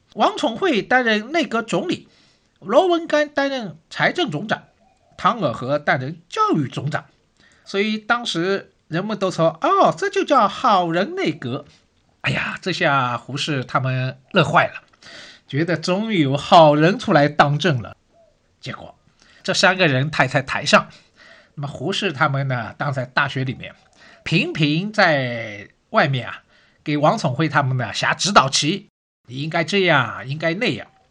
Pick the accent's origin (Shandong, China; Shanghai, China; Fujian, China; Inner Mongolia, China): Shanghai, China; 我是上海人